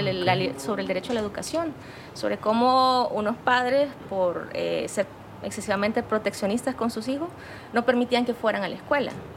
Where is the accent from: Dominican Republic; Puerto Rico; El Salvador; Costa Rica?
El Salvador; La Unión; yo soy originaria de la Unión